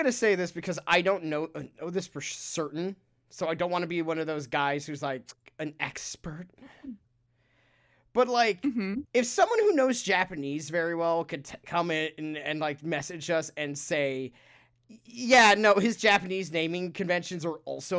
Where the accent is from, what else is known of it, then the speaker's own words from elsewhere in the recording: United Kingdom; Because we're British, and so we have to say knickers.